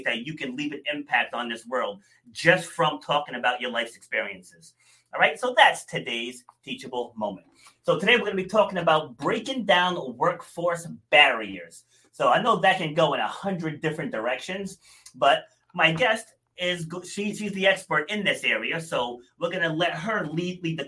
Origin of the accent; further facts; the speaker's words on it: Rhode Island, United States; also born or lived in New York City; we moved to Rhode Island when I was 2.5, I want to say. So I'm definitely from Rhode Island